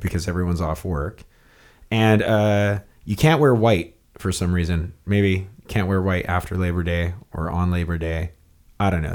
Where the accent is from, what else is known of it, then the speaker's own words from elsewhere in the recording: Hawaii, United States; I grew up naked in Hawaii.